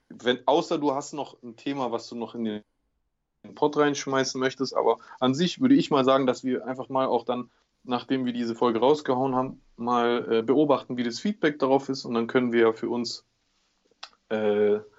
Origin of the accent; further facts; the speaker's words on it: Greece; am meisten, was man da als Grieche immer gesagt bekommt, ist immer